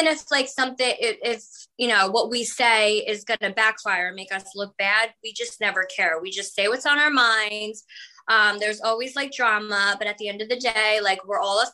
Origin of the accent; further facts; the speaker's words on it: East Coast, United States; we're all from the East Coast. We never been to California before